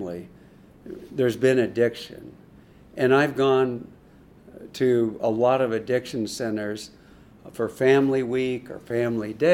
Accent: Seattle, Washington, United States; moved away as an adult; also born or lived in Boston; now in Chicago, United States; I grew up in Seattle, went to grad school in Boston, and live in Chicago

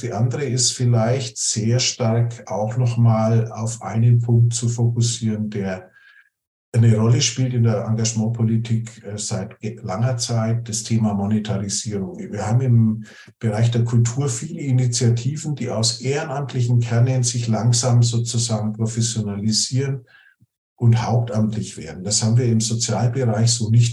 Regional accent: Nuremberg, Bavaria, Germany; ich komme aus Nürnberg

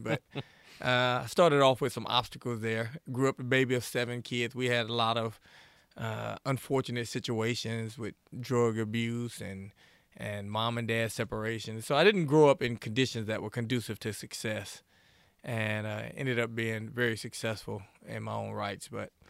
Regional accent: Shreveport, Louisiana, United States; also born or lived in Chicago, Illinois / Lafayette, Louisiana; now in Monroe, United States; I was born in Chicago, Illinois. Grew up in Shreveport, lived in Lafayette most of my life. I'm now in the great state of Monroe, Louisiana, great city of Monroe.

